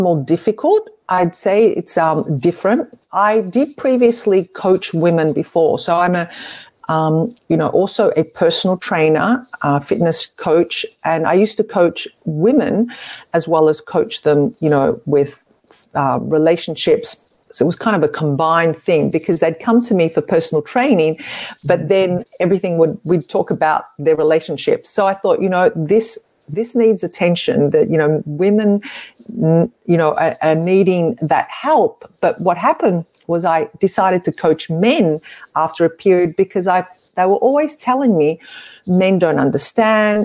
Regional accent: Melbourne, Victoria, Australia; I'm from Australia, in Melbourne, actually

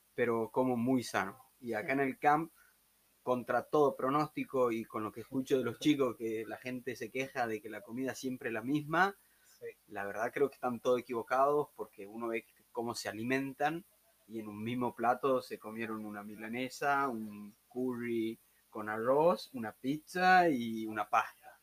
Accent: San Miguel de Tucumán, Tucumán, Argentina; moved away as an adult; now in Australia; soy de Tucumán

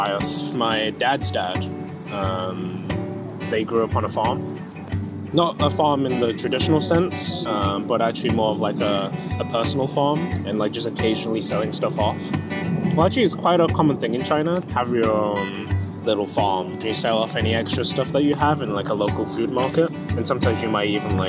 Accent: Manchester, North West England, United Kingdom; moved away as an adult; also born or lived in Bolton; now in London, United Kingdom; I was born in Bolton, lived there for a few years until I was like 5 or 6, and kind of grew up in Manchester actually, and yeah, studied in Manchester

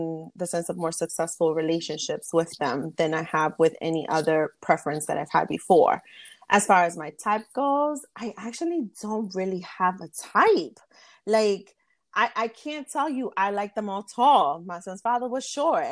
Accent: New York City, New York, United States; I am from Bronx, New York, born and raised

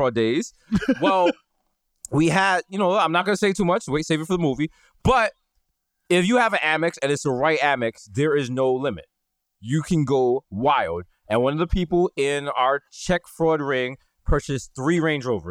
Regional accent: New York City, New York, United States; we are from the Bronx.

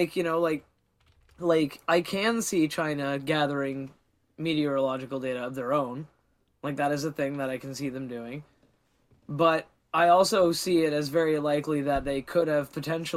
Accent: Canada; As a Canadian

